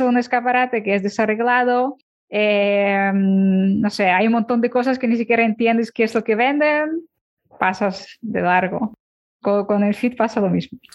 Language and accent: Spanish; Ukraine; Spanish is a second language; now in Barcelona, Spain; cuando me mudé a España, yo soy de Ucrania.